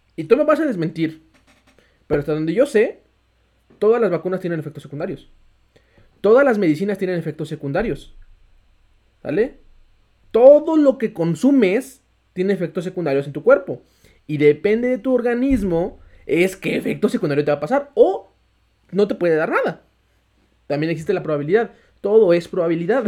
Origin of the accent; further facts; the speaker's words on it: Mexico; todos los mexicanos tenemos ese porcentaje de morirnos siendo mexicanos